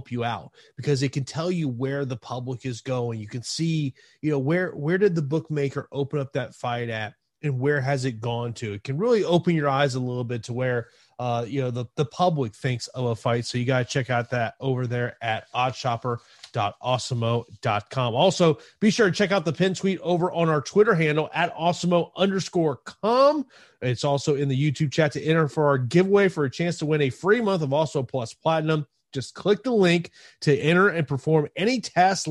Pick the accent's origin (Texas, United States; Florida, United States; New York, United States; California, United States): Florida, United States; Tampa; my hometown here of Tampa.